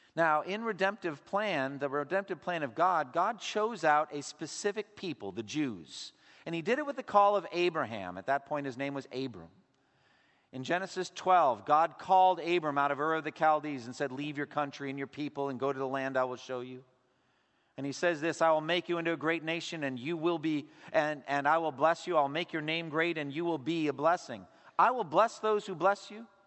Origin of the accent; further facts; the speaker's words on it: United States; for us as American Christians